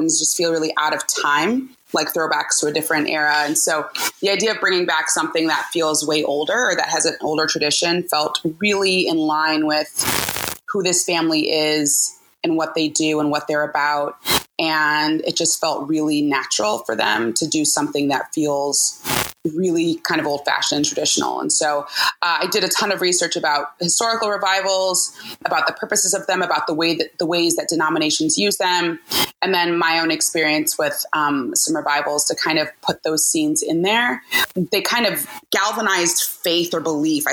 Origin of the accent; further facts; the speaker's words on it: Cleveland, Ohio, United States; now in Oakland, United States; I'm originally from Cleveland, Ohio, and I currently live in Oakland, California